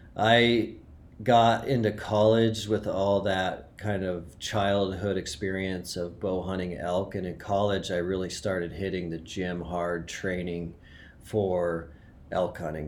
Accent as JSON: {"language": "English", "region": "Montana", "country": "United States", "tie": "born or raised there", "said": "I grew up in Montana"}